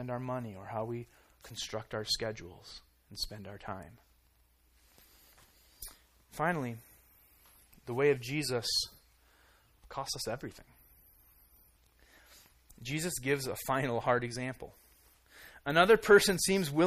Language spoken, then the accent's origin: English; Iowa, United States; I grew up in Iowa